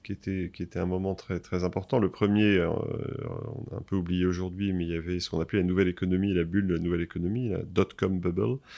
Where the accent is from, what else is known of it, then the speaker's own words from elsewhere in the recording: Versailles, Île-de-France, France; born there; j'ai 53 ans, je suis marié, j'ai quatre enfants, voilà pour l'état civil, mais c'est important. Je suis né à Versailles en mai 68.